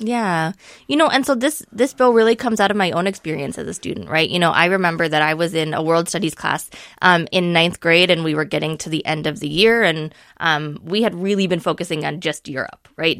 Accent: Minneapolis, Minnesota, United States; as a student growing up in Minneapolis public schools

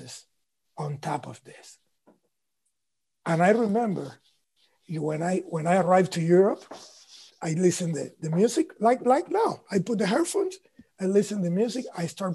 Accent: Cuba; English is a second language; moved away; I come from Cuba

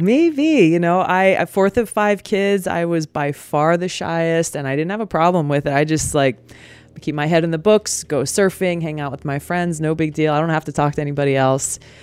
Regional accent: Hawaii, United States; Growing up in Hawaii

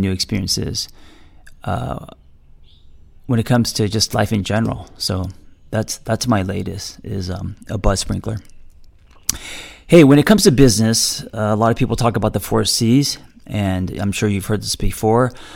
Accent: United States; I am also an American

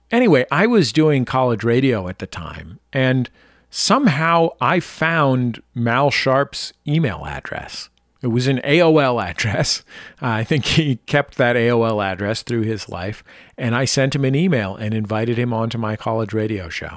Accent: San Francisco, California, United States; I was born and raised in San Francisco

